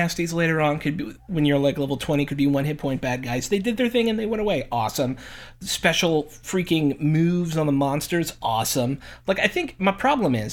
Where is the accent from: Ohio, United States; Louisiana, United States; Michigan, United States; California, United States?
Ohio, United States; Cleveland; I'm from Cleveland